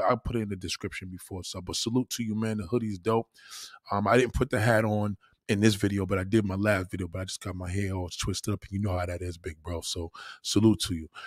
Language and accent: English; United States; I'm American